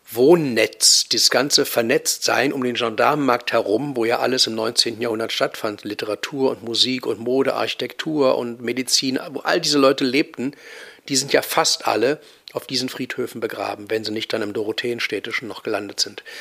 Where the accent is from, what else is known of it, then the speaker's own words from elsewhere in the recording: Berlin, Germany; Ich bin groß geworden in der Urbanstraße äh, zum Hallischen Tor hin. In der Gegend bin ich zur Schule gegangen, zum Gymnasium gegangen.